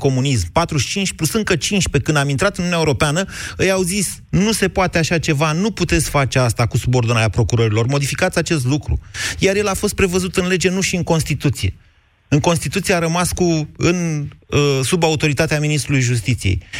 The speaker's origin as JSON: {"language": "Romanian", "town": "Sibiu", "region": "Sibiu County", "country": "Romania", "said": "Sibiu. Da."}